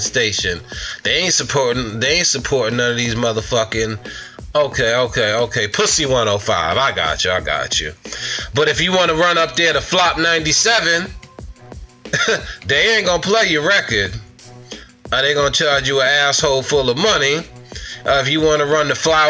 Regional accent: Long Island, Suffolk County, New York, United States; I'm from Long Island, Suffolk County 631. We don't have nothing here.

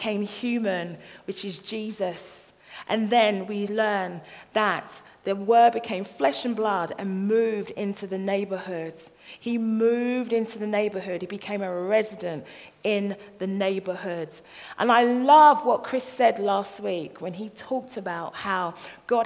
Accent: London, United Kingdom; I'm from this little place in Croydon. It's called Thornton Heath

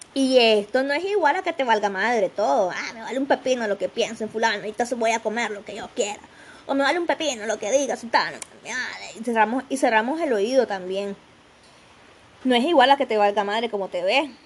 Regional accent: Nicaragua; le decimos acá en Nicaragua

